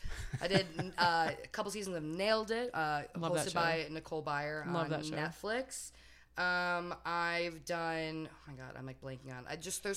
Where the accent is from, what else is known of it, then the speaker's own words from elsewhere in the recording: Chicago, Illinois, United States; I am from Chicago.